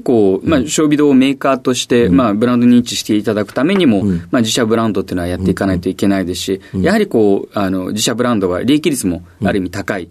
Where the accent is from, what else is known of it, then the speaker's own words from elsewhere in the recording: Ashiya, Hyogo, Japan; moved away as an adult; also born or lived in Tokyo; 兵庫県の芦屋市です